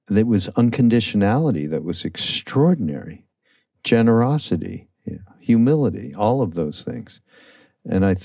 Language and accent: English; Canada; I'm from Canada.